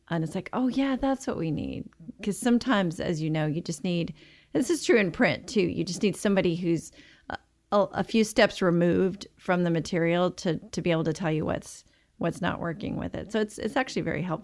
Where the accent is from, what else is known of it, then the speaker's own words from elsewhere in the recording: the South, United States; now in Dallas, United States; You know, I am such a warm weather creature, you know, growing up in the South.